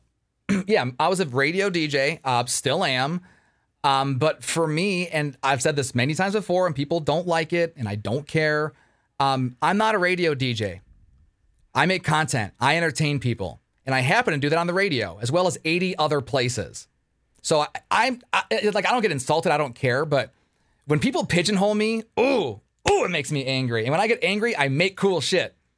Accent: Detroit, Michigan, United States; I'm from Detroit.

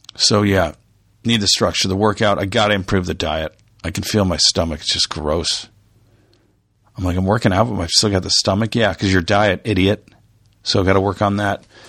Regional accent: Dove Canyon, California, United States; also born or lived in Toledo, Ohio / Michigan / Japan; when I was growing up in Dove Canyon, California, down there in South Orange County.

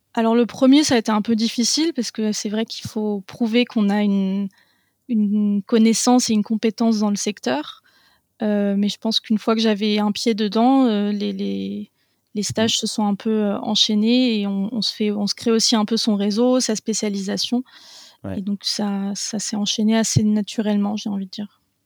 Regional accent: Paris region, Île-de-France, France; j'ai grandi en région parisienne

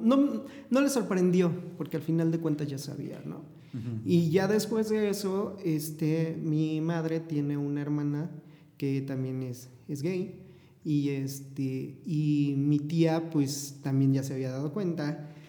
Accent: Puebla, Mexico; Soy de la ciudad de Puebla, eh, eh, orgullosamente poblano

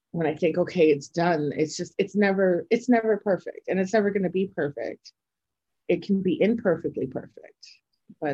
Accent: Toronto, Ontario, Canada; I'm from Toronto, Canada

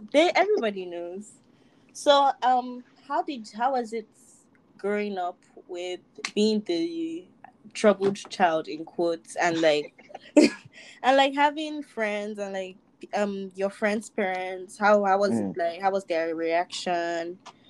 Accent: Lekki, Lagos, Nigeria; I grew up in Lekki. I don't know what he's talking about.

